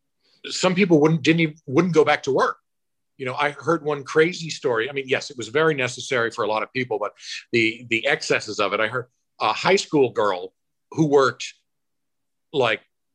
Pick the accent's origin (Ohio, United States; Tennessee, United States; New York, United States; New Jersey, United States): New York, United States; Rotterdam; I'm from Rotterdam